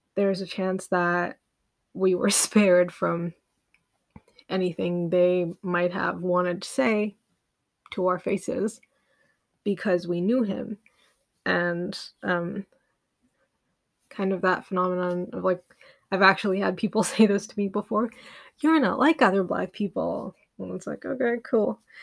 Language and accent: English; Uganda; I grew up in Uganda